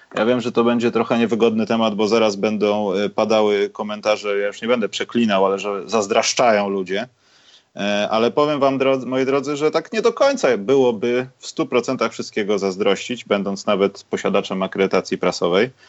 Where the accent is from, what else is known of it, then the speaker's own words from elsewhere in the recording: Poland; jestem z Polski